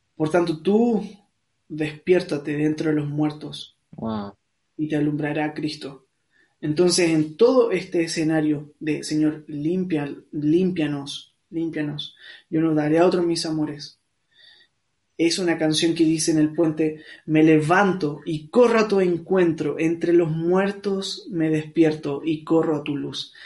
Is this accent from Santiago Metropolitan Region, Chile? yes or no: yes; Santiago, Santiago Metropolitan Region, Chile; soy de acá de Santiago de Chile